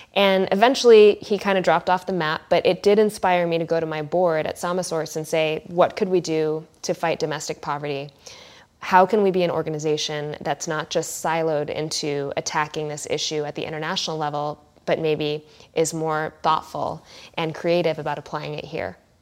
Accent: California, United States; I'm such a California person at heart

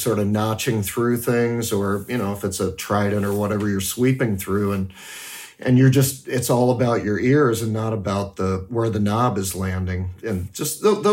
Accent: United States; also born or lived in Washington, D.C. / Berlin, Germany; now in San Francisco, United States; I grew up on the Canadian border, but I've never worked in Canada

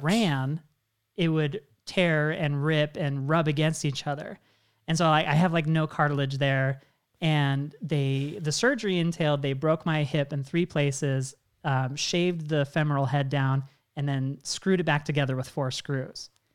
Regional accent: Washington, United States; I'm originally from Washington State

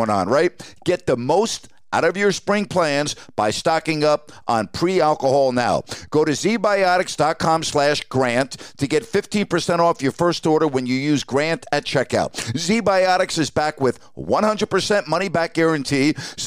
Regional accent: New York, United States; as a kid growing up in New York

